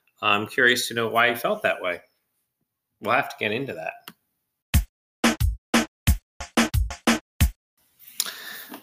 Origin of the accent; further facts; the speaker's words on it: United States; we are an American audience